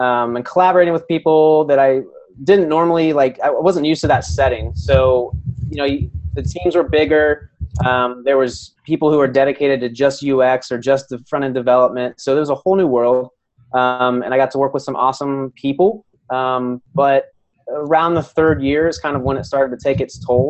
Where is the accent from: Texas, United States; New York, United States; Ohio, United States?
Ohio, United States; I grew up in Ohio, a small little farm town about 30 minutes outside of Columbus